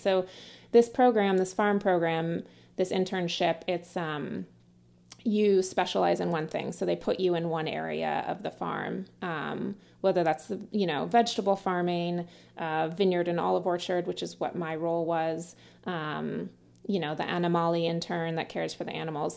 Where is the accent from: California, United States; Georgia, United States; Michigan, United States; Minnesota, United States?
California, United States; Sebastopol; I grew up in, uh, Sebastopol in Sonoma County